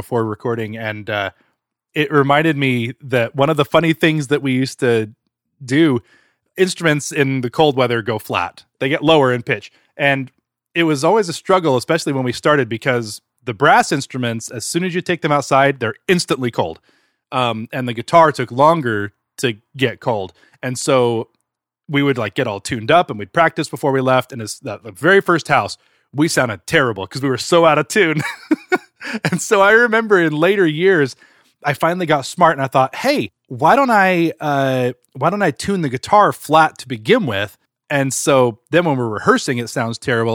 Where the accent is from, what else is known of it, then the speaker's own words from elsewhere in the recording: Utah, United States; we grew up in Utah, and so it was usually very cold.